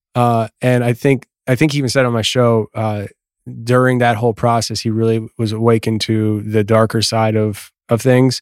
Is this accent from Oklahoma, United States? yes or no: no; Kutztown, Pennsylvania, United States; where I grew up in Kutztown, Pennsylvania